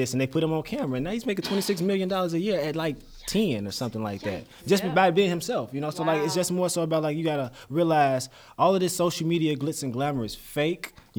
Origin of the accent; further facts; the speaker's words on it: Chicago, Illinois, United States; I'm from Chicago